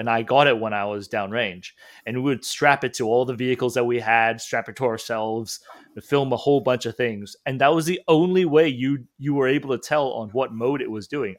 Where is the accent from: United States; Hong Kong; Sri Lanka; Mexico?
Hong Kong; moved away; when I was in Hong Kong, I was only reading it, and of course, I didn't say it in school